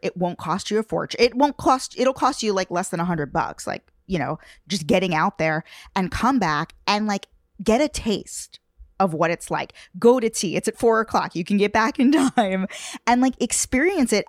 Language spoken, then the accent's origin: English; Long Island, New York, United States; I'm from New York. Like, I actually grew up on Long Island